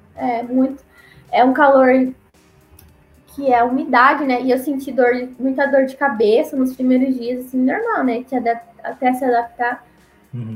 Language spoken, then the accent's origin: Portuguese; Paraná, Brazil; moved away as an adult; also born or lived in Acre / Amazonas; eu sou do, sou do Paraná